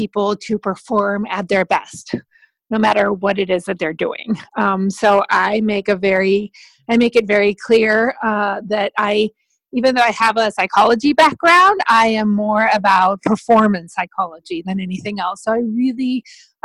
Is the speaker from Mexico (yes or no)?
yes; Mexico; moved away as an adult; also born or lived in Spain; I am originally from Mexico